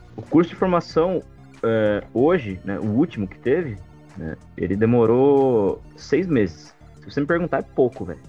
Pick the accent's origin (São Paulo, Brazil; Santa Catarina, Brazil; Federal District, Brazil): São Paulo, Brazil; interior of; Eu sou de uma região, né, sou do interior de São Paulo